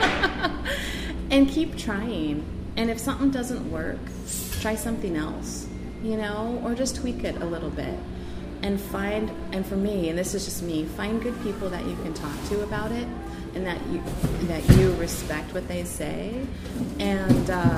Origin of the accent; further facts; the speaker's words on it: Ketchikan, Alaska, United States; I remember growing up in Ketchikan, and I remember all the little stores